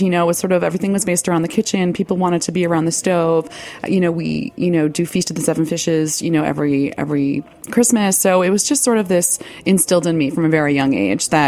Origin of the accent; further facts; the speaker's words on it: Rockland County, New York, United States; also born or lived in Greenwich Village, New York City; I was born actually in Greenwich Village in the late 70s and was raised in the suburbs in Rockland County